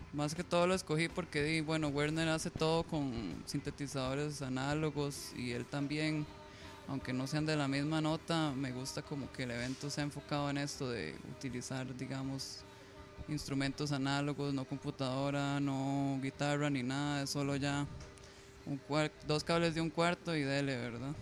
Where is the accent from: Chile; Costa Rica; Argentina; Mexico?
Costa Rica; somos de Costa Rica